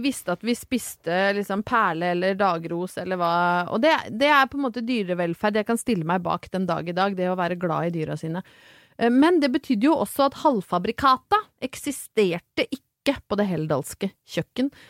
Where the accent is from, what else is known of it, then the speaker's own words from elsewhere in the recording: Brøttum, Innlandet, Norway; når jeg vokste opp på Brøttum